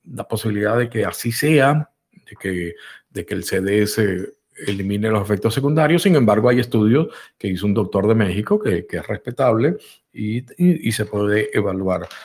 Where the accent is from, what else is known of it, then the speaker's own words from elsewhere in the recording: Venezuela; also born or lived in Spain; nací también en Venezuela